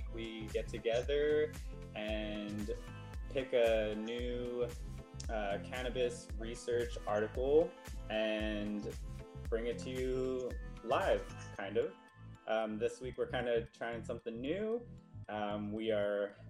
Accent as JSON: {"language": "English", "area": "San Gabriel Valley", "region": "California", "country": "United States", "tie": "born or raised there", "said": "where I grew up in San Gabriel Valley"}